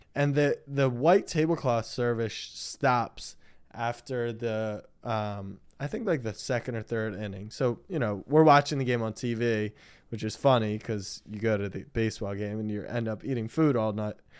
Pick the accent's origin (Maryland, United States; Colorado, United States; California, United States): Maryland, United States; I grew up in Maryland